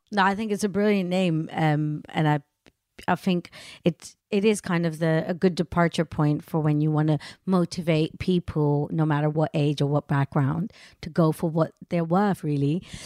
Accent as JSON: {"language": "English", "town": "Amsterdam", "region": "North Holland", "country": "Netherlands", "tie": "born or raised there", "said": "I'm Indian, born and raised in Amsterdam"}